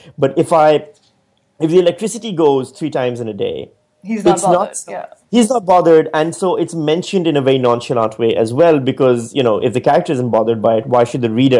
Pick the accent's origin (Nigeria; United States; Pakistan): Pakistan; moved away as an adult; now in Australia; I'm from Pakistan